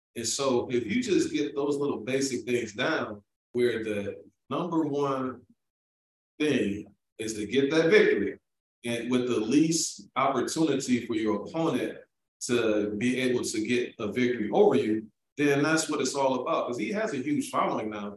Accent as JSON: {"language": "English", "town": "Milwaukee", "region": "Wisconsin", "country": "United States", "said": "I'm from Milwaukee, Wisconsin."}